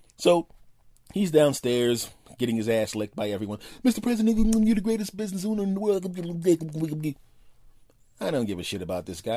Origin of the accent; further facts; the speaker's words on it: East Coast, United States; I was born on the East Coast, and I tend to speak quickly